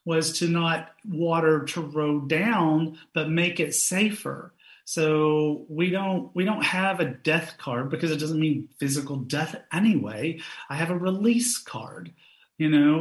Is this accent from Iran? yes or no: no; Knoxville, Tennessee, United States; I grew up in Knoxville, Tennessee